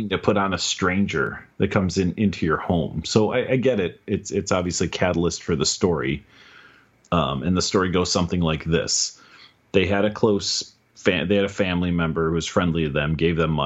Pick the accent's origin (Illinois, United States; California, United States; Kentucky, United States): Illinois, United States; Chicago; I grew up in Chicago, and then I moved out to the suburbs 25 miles north of Chicago when I was 19